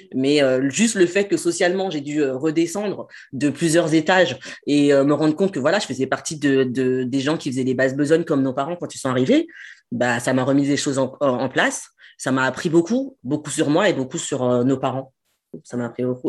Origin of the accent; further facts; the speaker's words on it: France; j'ai grandi en France, ma famille est en France